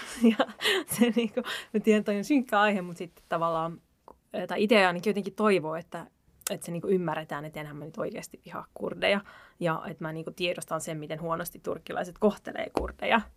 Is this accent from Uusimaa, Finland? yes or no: yes; Helsinki, Uusimaa, Finland; mä oon asunut, mä oon Pesalasta kotosin.